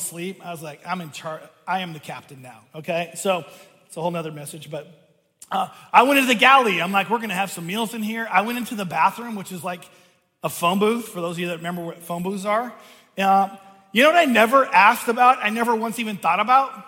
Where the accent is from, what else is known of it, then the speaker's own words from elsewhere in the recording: Seattle, Washington, United States; I grew up outside of Seattle on the water.